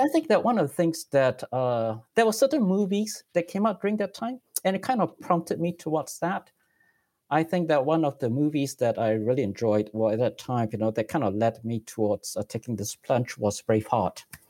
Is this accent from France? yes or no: no; Singapore; moved away as an adult; also born or lived in Silicon Valley, United States; now in United States; I grew up in Singapore. I'm actually still a Singaporean citizen, and I'm just a permanent resident in the United States